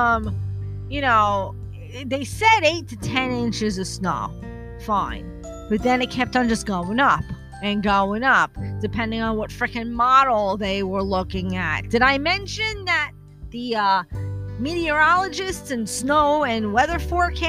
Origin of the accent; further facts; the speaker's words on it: New Jersey, United States; I'm from New Jersey